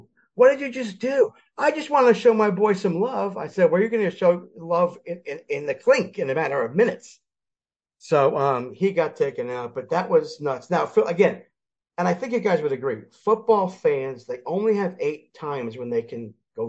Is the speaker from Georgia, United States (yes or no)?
no; Philadelphia, Pennsylvania, United States; born there; Moved back to Philly. I was born in Philly. Moved back to Philly in 95 and back to the Phillies.